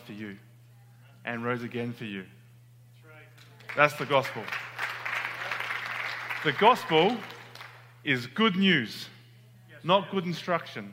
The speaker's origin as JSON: {"language": "English", "country": "Australia", "moved": "as an adult", "lives_now": "United States", "said": "I'm from Australia."}